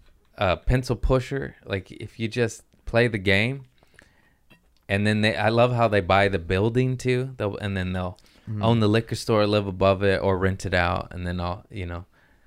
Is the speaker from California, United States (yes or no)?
yes; Los Angeles, California, United States; I was born in Harbor City.